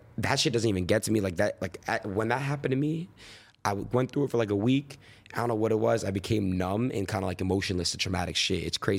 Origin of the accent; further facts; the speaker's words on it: Florida, United States; born there; also born or lived in New York / California; I was born in Florida, moved to New York, moved to Cali, moved back to New York, moved back to Cali.